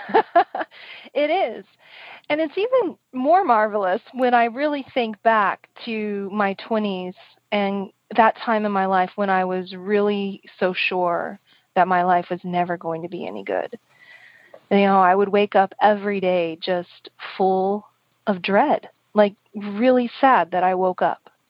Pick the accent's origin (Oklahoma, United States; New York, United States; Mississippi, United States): Oklahoma, United States; moved away; also born or lived in San Francisco; I grew up in the kind of the northeast corner um, of the of the um, state, and I really loved my country upbringing